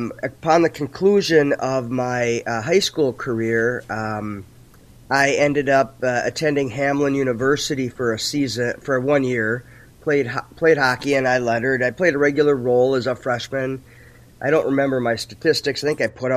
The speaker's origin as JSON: {"language": "English", "town": "St. Paul", "region": "Minnesota", "country": "United States", "tie": "born or raised there", "said": "I grew up on right on the border of Maplewood and St. Paul over near Lake Phelan"}